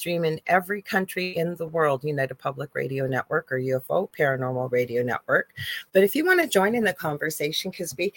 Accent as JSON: {"language": "English", "country": "Canada", "said": "I'm a Canadian spiritual medium"}